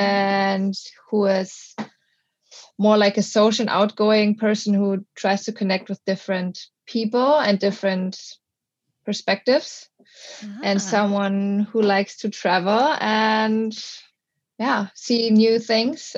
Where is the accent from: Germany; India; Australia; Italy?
Germany; moved away as an adult; now in Portugal; Originally from Germany, but I live in Portugal for 3 years now